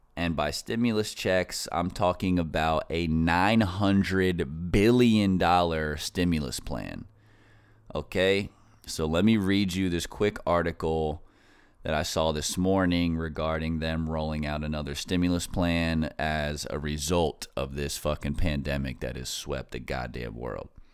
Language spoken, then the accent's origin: English; Northeast, United States; I grew up in the Northeast, so I'm like, I consider myself an East Coast person